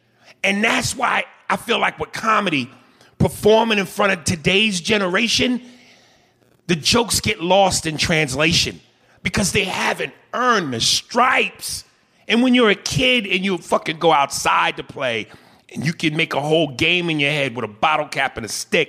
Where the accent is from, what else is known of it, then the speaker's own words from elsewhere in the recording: New York, United States; Growing up in New York as a kid, that gave you stripes.